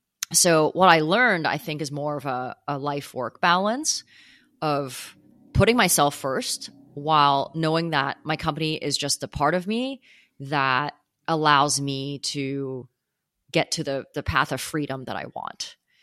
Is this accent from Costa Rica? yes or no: no; Canada; also born or lived in United States / Hong Kong; now in New York, United States; Born in the US, grew up in Hong Kong and Canada, and then moved to New York some years ago. So kind of everywhere. But home is like, I would consider Canada home.